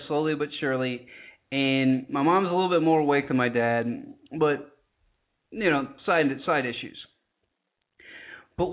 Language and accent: English; United States